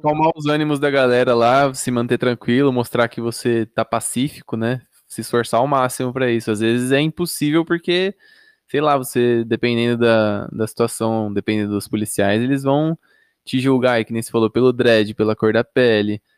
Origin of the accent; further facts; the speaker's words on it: São Paulo, Brazil; moved away as an adult; now in Campinas, Brazil; eu sou de São Paulo, mas eu moro em Campinas já tem 6, 7 anos